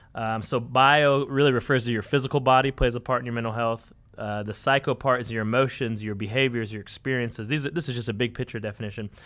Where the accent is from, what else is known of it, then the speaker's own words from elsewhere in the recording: Conway, Arkansas, United States; we're from Conway and Arkansas, Central Arkansas